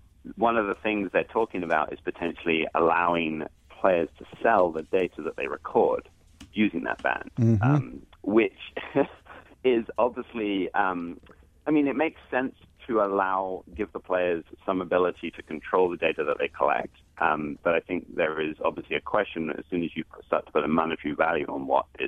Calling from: California, United States; I'm calling in from the Bay Area.

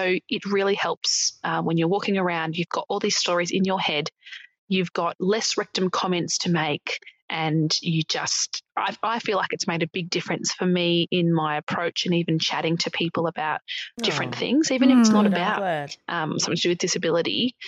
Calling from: Melbourne, Victoria, Australia; I'm from Melbourne.

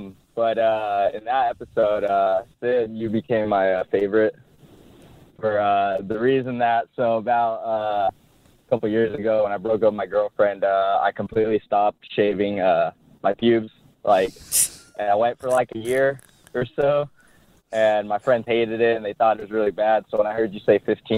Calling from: San Jose, California, United States; from San Jose.

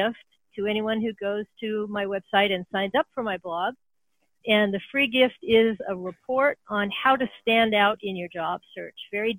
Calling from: San Francisco Bay Area, California, United States; Oh, I'm calling from the San Francisco Bay Area. And this is where I have my office.

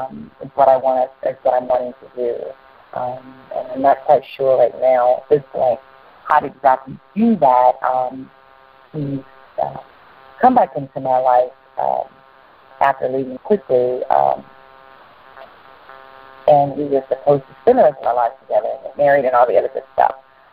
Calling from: North Carolina, United States; North Carolina.

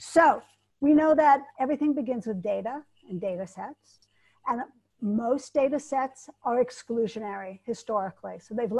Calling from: Geneva, Switzerland; Hi, I'm calling in from Geneva, Switzerland.

